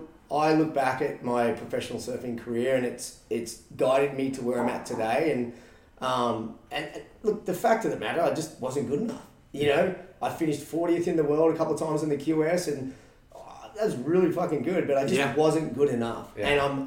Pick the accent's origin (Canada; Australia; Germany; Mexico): Australia; moved away as an adult; now in San Diego, United States; being Australian at a young age, that's all you knew